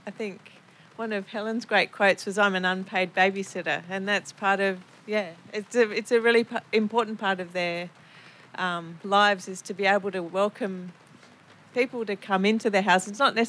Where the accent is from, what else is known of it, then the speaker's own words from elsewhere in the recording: Sydney, New South Wales, Australia; I'm from Sydney.